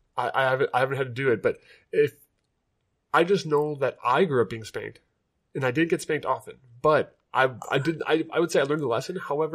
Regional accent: Wapakoneta, Ohio, United States

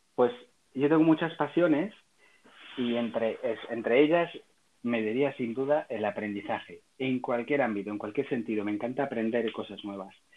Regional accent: Salamanca, Castile and León, Spain; soy un ciudadano nacido en Salamanca, Salmantina

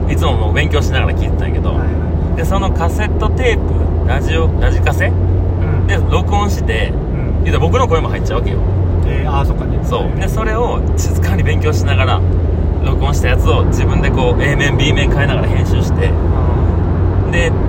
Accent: Hirakata, Osaka, Japan; FM 平方ってのがあって平方出身だから

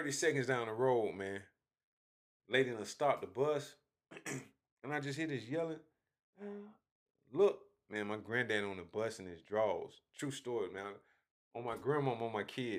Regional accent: Augusta, Georgia, United States; moved away as an adult; also born or lived in Hephzibah, Georgia / Greensboro, North Carolina / Atlanta, Georgia; being from Augusta

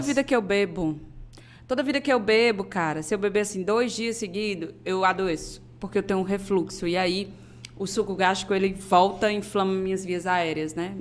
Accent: Fortaleza, Ceará, Brazil; also born or lived in Paraíba; now in João Pessoa, Brazil; sou de Fortaleza. Sou de um bairro chamado José Walter

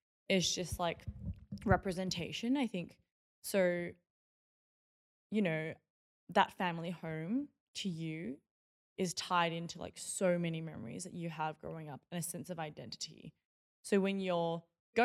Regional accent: Melbourne, Victoria, Australia; I grew up in Box Hill North in Melbourne.

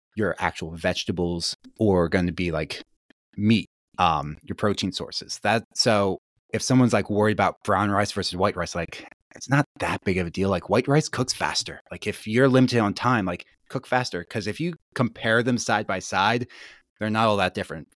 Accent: Gettysburg, Pennsylvania, United States; I grew up in Gettysburg, Pennsylvania, so pretty rural.

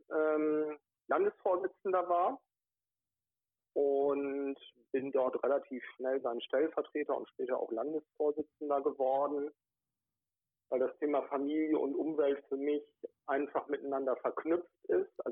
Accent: North Rhine-Westphalia, Germany; Genau, ich komme aus der Nähe von Wuppertal gebürtig, bin da groß geworden, habe dort meine ersten politischen Erfahrungen gesammelt

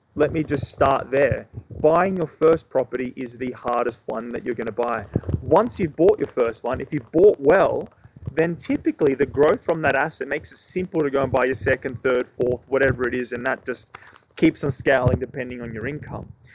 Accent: Sydney, New South Wales, Australia; I'm from Sydney

